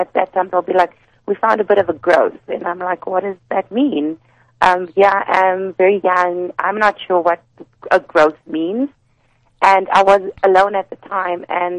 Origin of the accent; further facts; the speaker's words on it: Pretoria, Gauteng, South Africa; I'm from Pretoria, so I used to work very closely with the Pretoria office